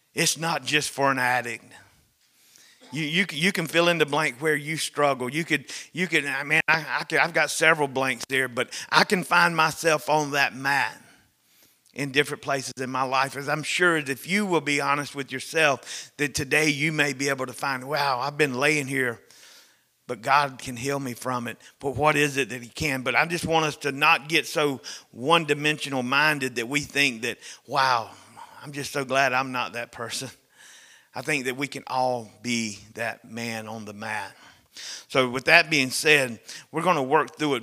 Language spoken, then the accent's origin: English; the South, United States; Growing up in North America, growing up in the South